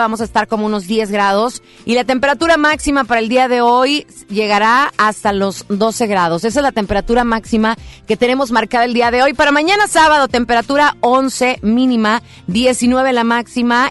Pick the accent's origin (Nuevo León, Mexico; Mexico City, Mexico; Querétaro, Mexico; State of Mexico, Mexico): Nuevo León, Mexico; Monterrey; todos los regios